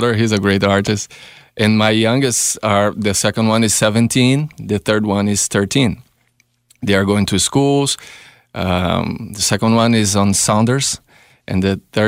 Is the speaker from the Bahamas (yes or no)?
no; São Paulo, Brazil; English is a second language; moved away as an adult; now in London, Canada; Brazil. Originally, I'm from Brazil. I'm from São Paulo.